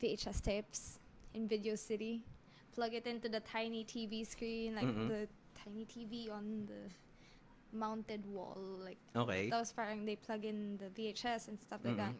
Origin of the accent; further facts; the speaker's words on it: Olongapo, Central Luzon, Philippines; I grew up in Subic